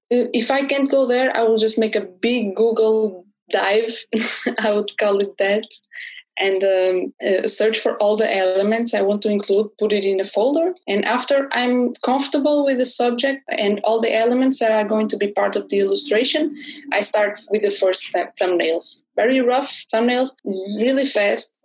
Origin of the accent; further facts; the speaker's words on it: Porto, Norte, Portugal; I'm an illustrator from Porto